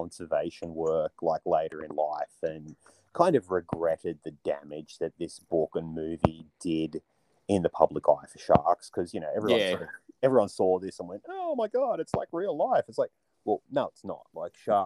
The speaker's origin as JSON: {"language": "English", "town": "Newcastle", "region": "New South Wales", "country": "Australia", "tie": "born or raised there", "said": "I grew up in Newcastle, in New South Wales"}